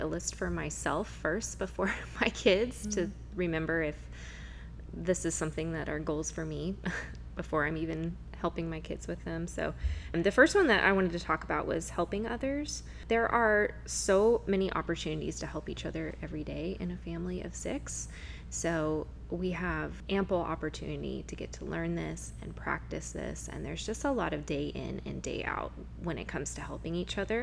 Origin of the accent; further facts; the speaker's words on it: Huntington Beach, California, United States; I grew up in Huntington Beach, so it's really fun to get to be doing ministry and living life there and raising my kids in the same place that I was raised